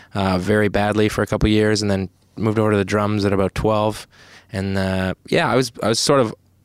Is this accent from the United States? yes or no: no; Newmarket, Ontario, Canada; also born or lived in Quebec; I was born in Quebec, grew up in Newmarket, Ontario